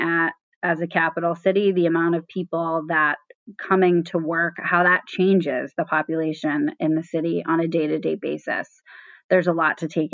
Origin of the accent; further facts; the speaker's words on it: Southern California, United States; I grew up in Southern California